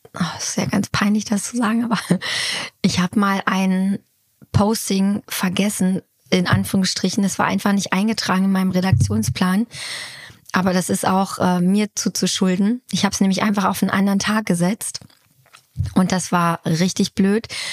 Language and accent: German; Hanover, Lower Saxony, Germany; moved away; also born or lived in Munich; haben ein kleines Häuschen bezogen in der alten Heimat. Das heißt, äh, wir sind von, von, von München nach Hannover gezogen